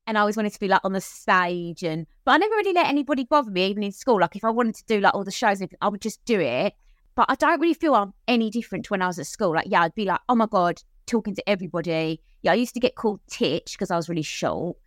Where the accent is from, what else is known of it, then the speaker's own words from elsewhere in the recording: Cheshunt, East of England, United Kingdom; I grew up in Hertfordshire, Cheshunt in Hertfordshire.